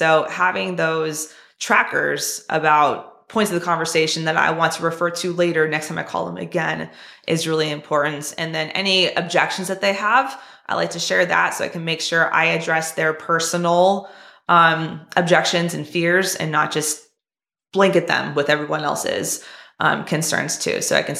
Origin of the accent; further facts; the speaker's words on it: California, United States; I mean, hey, Tony, I'm from California too, right?